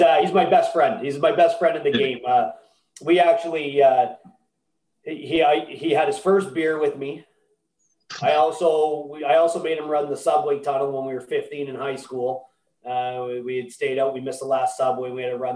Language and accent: English; Mississauga, Ontario, Canada; I'm a Toronto boy. I grew up in Mississauga, just outside Toronto